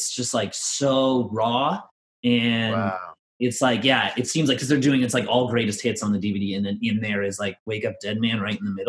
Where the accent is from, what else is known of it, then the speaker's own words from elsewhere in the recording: Ireland; Again, there's a bias because we're Irish, but and I grew up like that was what my family.